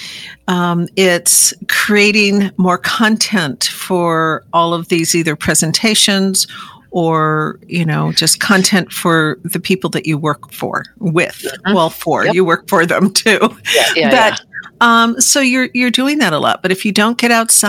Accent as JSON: {"language": "English", "town": "Seattle", "region": "Washington", "country": "United States", "said": "I'm from the Seattle area."}